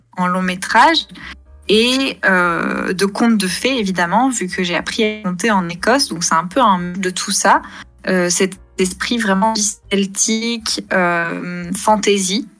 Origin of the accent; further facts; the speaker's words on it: France; moved away as an adult; also born or lived in England / Scotland / Denmark; je suis française